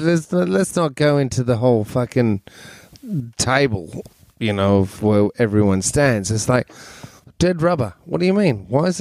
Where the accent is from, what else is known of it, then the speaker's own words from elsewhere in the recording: Australia; As an Australian